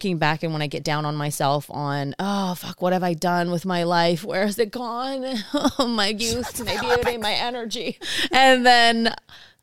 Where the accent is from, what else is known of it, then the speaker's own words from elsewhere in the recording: Samoa; first language Samoan; English is a second language; moved away as an adult; now in Long Beach, United States; growing up in Samoa in our two-channel TV